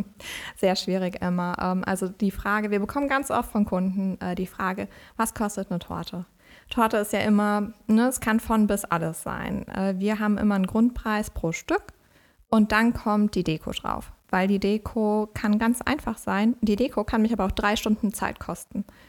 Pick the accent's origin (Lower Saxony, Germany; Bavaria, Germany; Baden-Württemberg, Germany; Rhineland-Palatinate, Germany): Rhineland-Palatinate, Germany; Westerwald; moved away as an adult; also born or lived in Siegerland / Essen; now in Bonn, Germany; ich komme äh, ursprünglich aus dem Westerwald, äh, bin da aufgewachsen